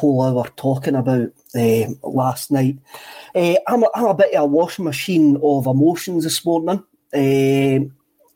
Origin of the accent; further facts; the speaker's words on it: Scotland, United Kingdom; I'm Scottish